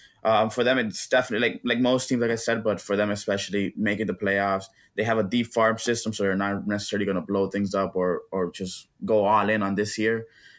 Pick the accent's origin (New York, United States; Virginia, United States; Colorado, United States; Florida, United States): Florida, United States; Miami; also born or lived in Dominican Republic / Tampa, Florida; now in St. Petersburg, United States; Yeah, I grew up in Miami. A little bit of background. My family is from the Dominican Republic